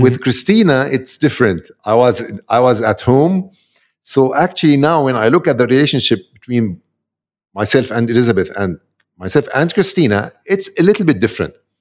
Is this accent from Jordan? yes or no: yes; Amman, Amman Governorate, Jordan; I'm from Amman, Jordan.